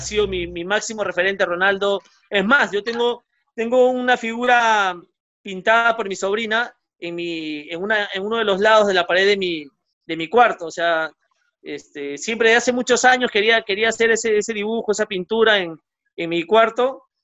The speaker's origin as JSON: {"language": "Spanish", "country": "Peru", "tie": "born or raised there", "said": "Yo jugué en, el centro Iqueño de pequeño, luego en Alianza, en Muni, eh, y de ahí, eh, bueno, ya no, no, no, no, no pude no pude seguir escalando, digamos, me quedé en juveniles nomás de, de Deportivo Municipal"}